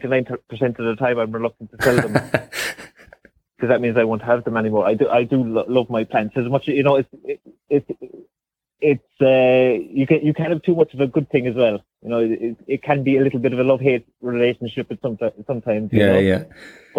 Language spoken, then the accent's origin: English; Cobh, Munster, Ireland; moved away as an adult; now in Ballinascarty, Ireland; I'm born and raised in Cove